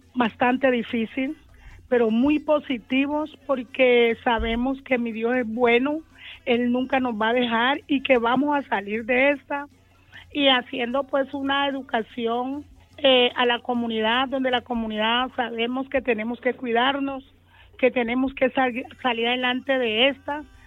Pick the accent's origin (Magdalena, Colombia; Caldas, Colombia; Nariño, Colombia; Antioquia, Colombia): Nariño, Colombia; Magüí Payán; now in Cali, Colombia; Yo llegué de, ajá, de Maguipayán, del municipio, municipio de Nariño, Maguipayán